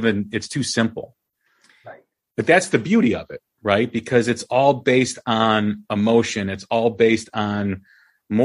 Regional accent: outside of Chicago, Illinois, United States; growing up outside of Chicago

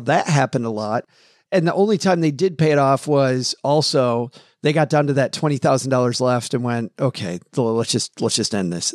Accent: Kalamazoo, Michigan, United States; my hometown of Kalamazoo, Michigan

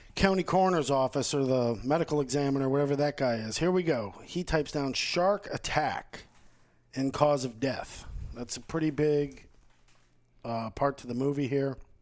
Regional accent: Fort Lauderdale, Florida, United States; growing up in Fort Lauderdale, I think that my beach experience as a teenager and stuff is a lot different

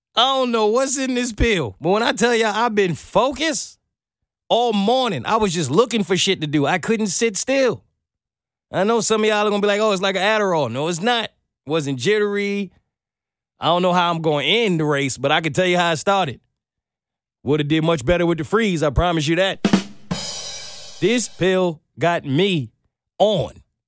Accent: Brooklyn, New York, United States; now in Atlanta, United States; I'm from Brooklyn

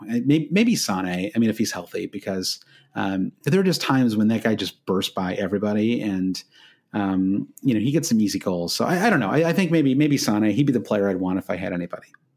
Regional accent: United States

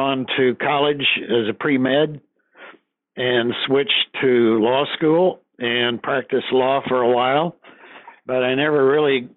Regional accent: the Ozarks of southwestern Missouri, United States; also born or lived in Wisconsin; My parents have pretty quickly moved to the Ozarks of southwestern Missouri. I was about a year old, and I was brought up on a farm

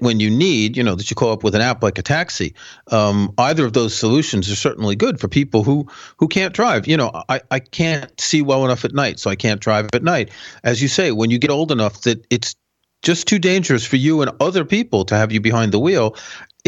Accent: New York City, New York, United States; moved away; also born or lived in Manhattan; I grew up in Queens

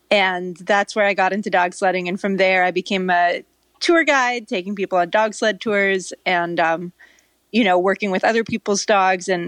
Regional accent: California, United States; also born or lived in Norway; i grew up in California, so it's kind of a mystery. It doesn't really make sense, but I lived in Norway as a kid

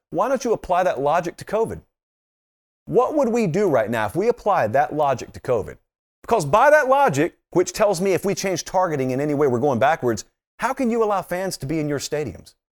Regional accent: Fortson, Georgia, United States; I'm from Fortson, Georgia, and we are Fortsonians

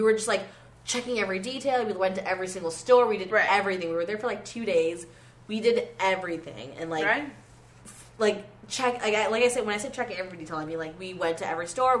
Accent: Florida, United States; also born or lived in Canada; I went to the University of Florida. I am from Florida. And I say from, like, in quotes, because I'm Canadian, but I grew up in Florida.

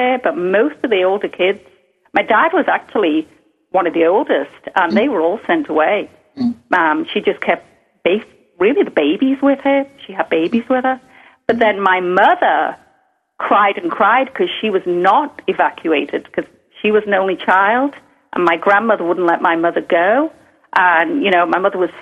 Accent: Liverpool, North West England, United Kingdom; growing up in Liverpool

